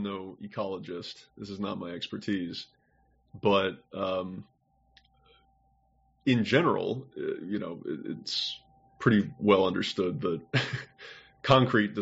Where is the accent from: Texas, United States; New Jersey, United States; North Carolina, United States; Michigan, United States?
Texas, United States; Houston; moved away; I grew up in Houston